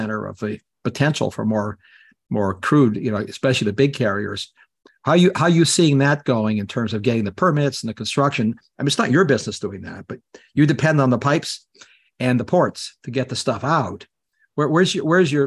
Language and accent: English; Canada; now in United States; I'm Canadian